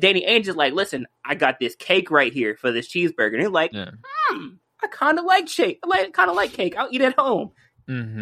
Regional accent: Cleveland, Ohio, United States; born and raised in Cleveland, Ohio

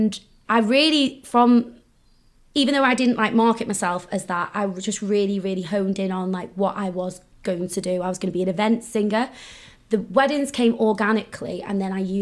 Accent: North Wales, United Kingdom; So I grew up in North Wales

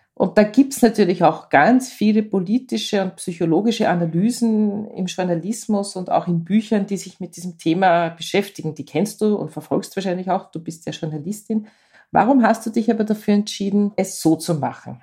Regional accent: Austria; unserem Land

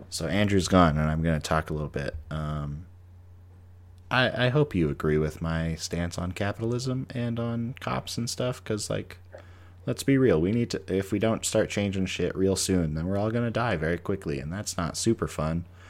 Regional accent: Canada; I'm a Canadian

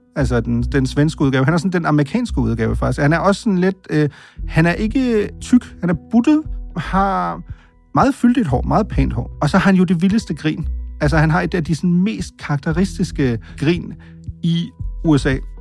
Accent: Denmark

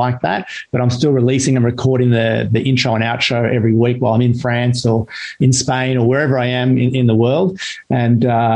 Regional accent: Sydney, New South Wales, Australia; moved away as an adult; also born or lived in Canberra / Ballina; now in Central Coast, Australia; growing up in Mona Vale and before that Ballina, I learned to surf.

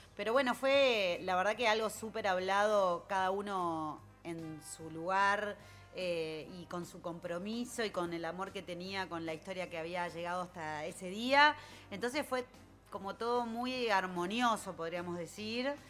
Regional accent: Montevideo, Uruguay; nací en Punta Carretas y vivo ahí

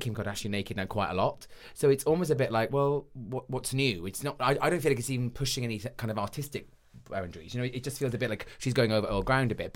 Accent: United Kingdom; as British people

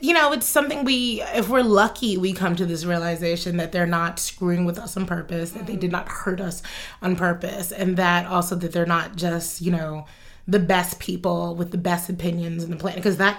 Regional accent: United States; But I was looking at it as a child and also as an American.

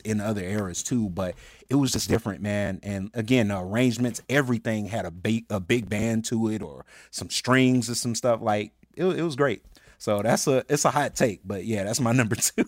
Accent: Birmingham, Alabama, United States; moved away; I'm originally from Birmingham, Alabama

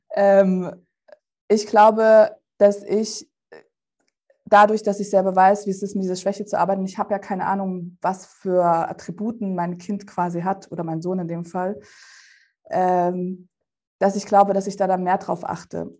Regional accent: Germany; German is a second language; also born or lived in Russia; wo ich in Deutschland eingeschult worden wäre, hätte ich auch in Russland eingeschult werden sollen

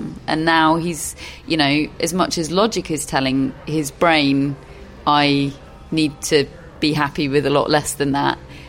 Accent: United Kingdom

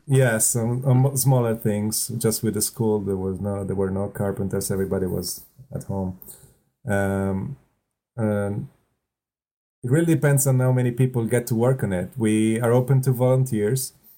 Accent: close to Milan, Lombardy, Italy; English is a second language; moved away as an adult; also born or lived in Venice, Italy; now in Spain; I come from the north of Italy, close to Milan

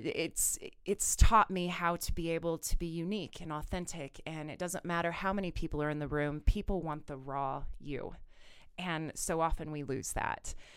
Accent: Kansas, United States; now in Colorado, United States; I'm originally from Kansas

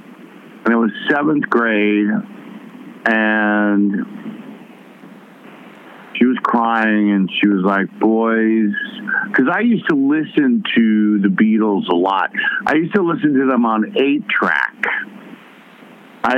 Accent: New York City, New York, United States; I was from the West Side

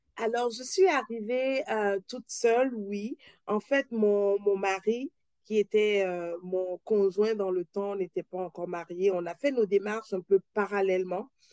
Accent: Benin; moved away as an adult; also born or lived in Paris, France / Quebec, Canada; now in Toronto, Canada; je suis née, j'ai grandi au Bénin

